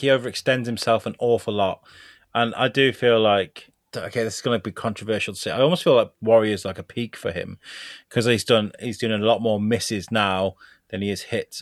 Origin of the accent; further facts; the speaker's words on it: Shrewsbury, West Midlands, United Kingdom; in Shrewsbury, my, in the U K, my hometown